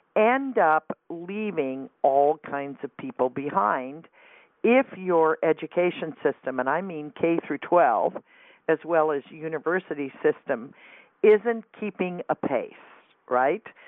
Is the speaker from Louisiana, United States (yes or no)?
no; California, United States; I grew up in California, but I grew up in a town where everybody went to the same high school